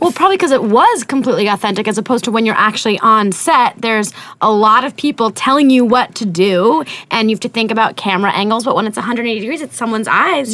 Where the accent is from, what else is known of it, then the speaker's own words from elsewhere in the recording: France; moved away; I grew up in France